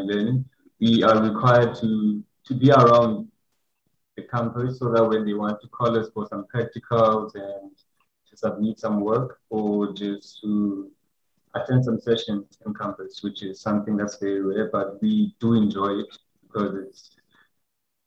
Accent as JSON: {"language": "English", "town": "Cape Town", "region": "Western Cape", "country": "South Africa", "tie": "born or raised there", "said": "the place called Masi, it's in a town called Fishhook. So that's where I grew up with my mother and my brother."}